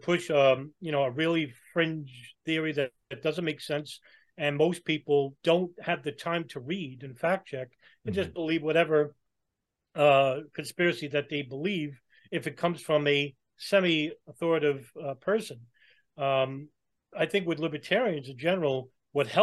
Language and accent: English; New York, United States; I'm from New York and I grew up around those people